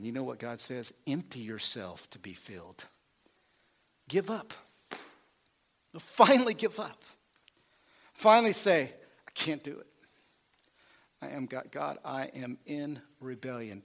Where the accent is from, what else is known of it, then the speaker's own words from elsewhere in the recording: Oklahoma, United States; I'm a hillbilly. I'm from Oklahoma